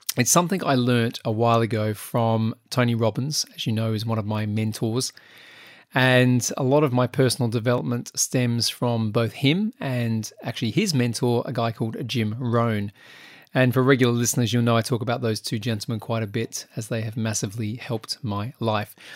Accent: Australia; now in United Kingdom; being an Australian

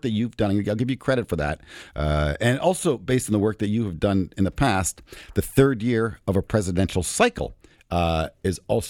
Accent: Canada; being a Canadian that I am

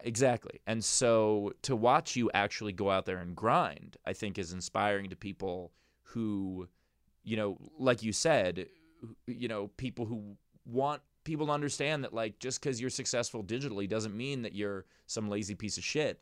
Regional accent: New York, United States; I'm a New Yorker

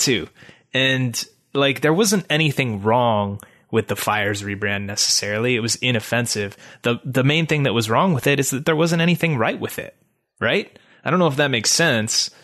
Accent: Chicago, Illinois, United States; moved away; I'm also from the Chicago area, and I lived a lot of my life there

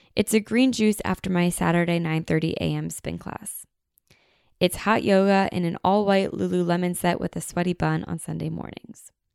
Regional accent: United States; we are so American

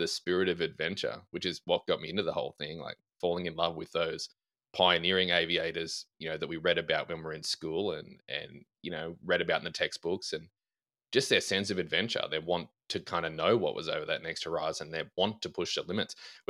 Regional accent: Texas, United States; Australian? I'm not Australian. I'm from West Texas, Grant.

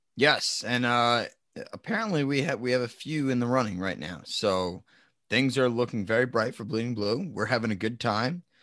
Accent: New Jersey, United States; we're from New Jersey

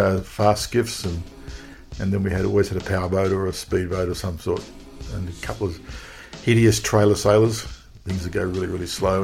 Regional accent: Sydney, New South Wales, Australia; I was born in Sydney. And Sydney's got a very similar beach culture, or even more of a beach culture than in Los Angeles. You know, when I was a toddler, I was down the beach, sort of swimming between the flags

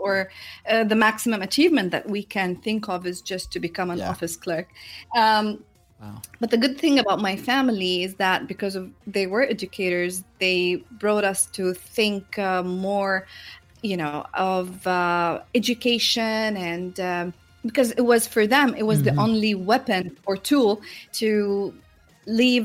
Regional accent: Jordan; English is a second language; moved away as an adult; now in Saudi Arabia; where I grew up, coming from a very small country, like, it's one of the tiniest countries on the map. I come from Jordan

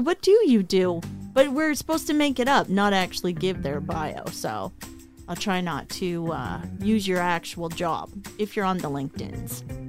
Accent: Calgary, Alberta, Canada; now in Vancouver, Canada; I'm from Calgary

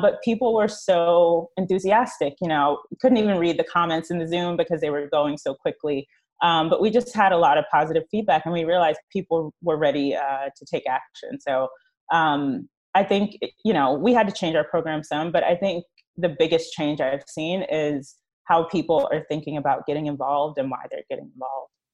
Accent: East Coast, United States; moved away as an adult; now in Los Angeles, United States; I am from the East Coast. Uh, I just moved to L A two and a half years ago

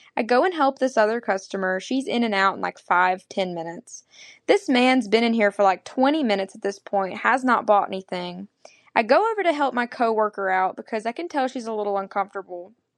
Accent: Arkansas, United States; I'm from Arkansas

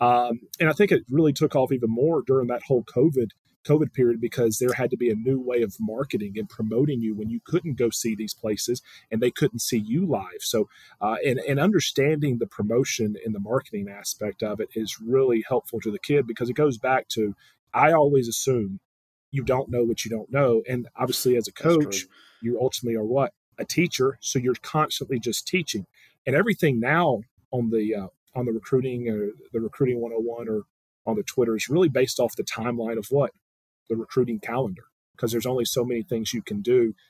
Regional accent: Tuscaloosa, Alabama, United States; And you're like, you know, I'm from Tuscaloosa, and you're telling me you didn't know about the other 12?

